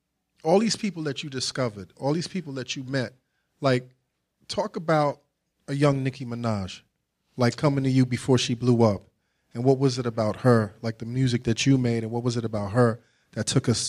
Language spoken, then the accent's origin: English; New York, United States; from New York, son.